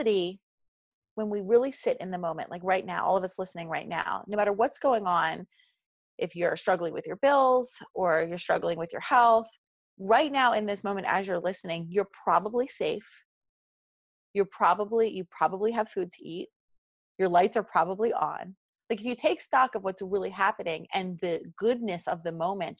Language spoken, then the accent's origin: English; New Jersey, United States; accent: South Jersey; my South Jersey accent